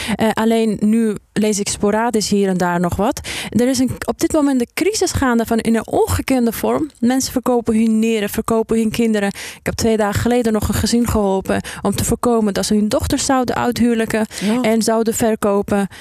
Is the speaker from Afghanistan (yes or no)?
yes; Afghanistan; now in Netherlands; Afghanistan zit, eh, in mijn hart omdat, ehm, ik daar geboren ben en omdat mijn roots daar liggen